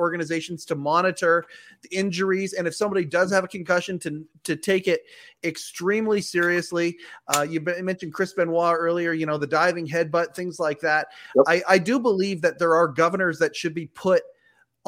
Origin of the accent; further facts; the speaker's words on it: Canada; I'm a Canadian